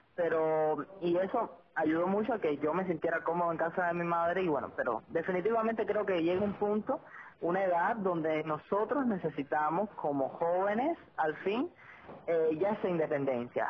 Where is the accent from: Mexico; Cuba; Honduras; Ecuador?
Cuba; Sagua la Grande, Villa Clara; moved away as an adult; now in Santa Clara, Cuba; somos de Sagua, somos paisanas